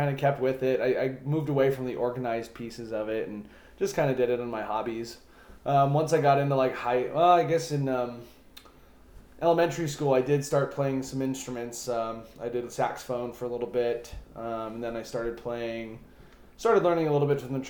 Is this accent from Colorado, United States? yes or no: yes; Centennial, Colorado, United States; born or raised there